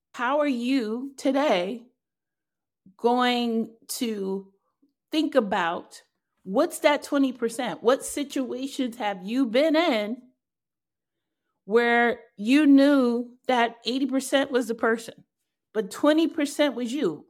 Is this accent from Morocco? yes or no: no; New York, United States; I'm clearly a New Yorker